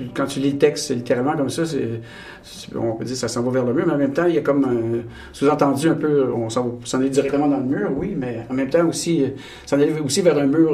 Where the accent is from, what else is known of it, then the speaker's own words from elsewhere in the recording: Abitibi-Témiscamingue, Quebec, Canada; je suis né au, en Abitibi, au Témiscamingue, puis on, on, côtoyait un peu la, frontière euh, américaine, euh, ontarienne.